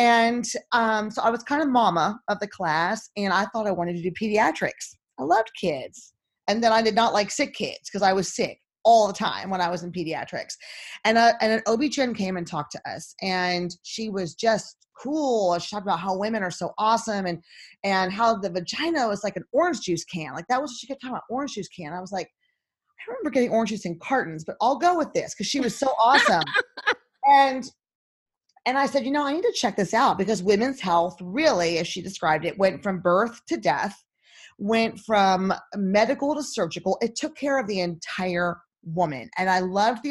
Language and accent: English; Texas, United States; moved away; also born or lived in Nashville, Tennessee; I'm from Texas